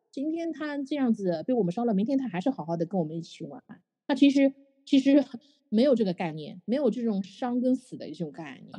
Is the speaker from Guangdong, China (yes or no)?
no; Shanghai, China; 我们上海话